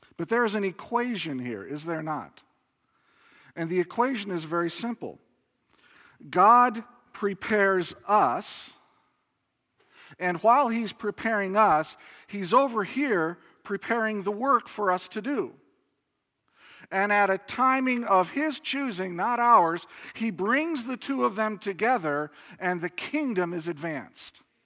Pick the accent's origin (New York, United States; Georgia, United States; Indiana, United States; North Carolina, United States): Indiana, United States; I grew up in Indiana